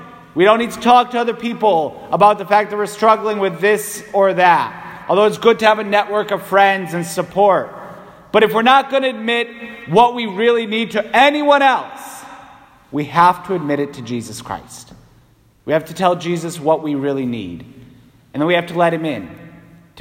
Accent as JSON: {"language": "English", "region": "New England", "country": "United States", "said": "as an Irish Catholic New Englander"}